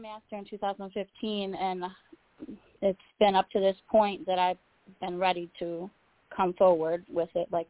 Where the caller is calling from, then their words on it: Illinois, United States; Hi, I'm … from Illinois.